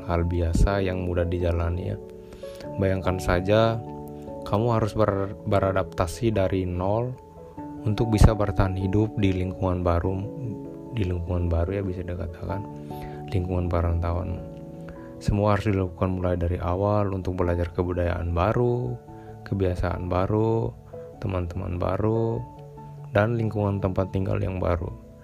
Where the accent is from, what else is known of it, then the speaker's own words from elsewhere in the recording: East Nusa Tenggara, Indonesia; now in Bandung, Indonesia; Saya berasal dari Nusa Tenggara Timur dan sekarang saya sedang kuliah di salah satu universitas di Bandung